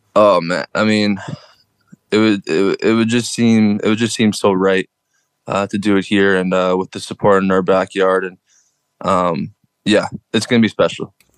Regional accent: Winnipeg, Manitoba, Canada; moved away as an adult; now in Hamilton, Canada; Growing up in Winnipeg, I'm kind of, I'm kind of, I guess, used to the cold, you could say.

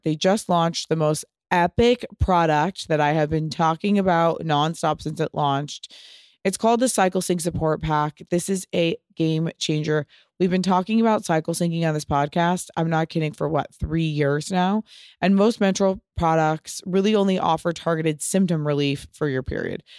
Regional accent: Pasadena, California, United States; I'm from Pasadena.

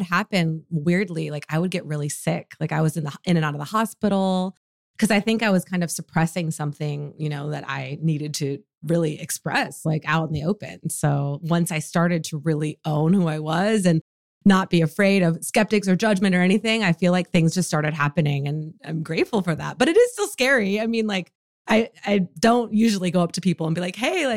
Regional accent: Michigan, United States; now in California, United States; I grew up in Michigan

